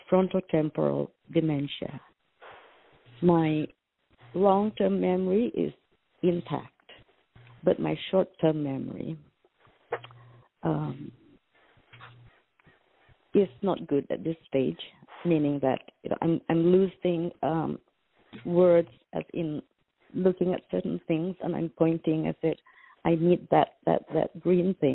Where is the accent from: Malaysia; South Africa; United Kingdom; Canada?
Malaysia; now in United States; I'm originally from Malaysia.